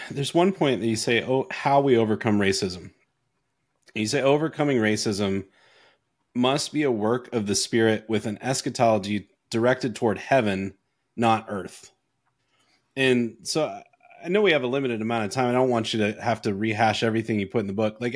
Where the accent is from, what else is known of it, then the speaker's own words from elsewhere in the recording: Canada; born there; I, I was born in Canada.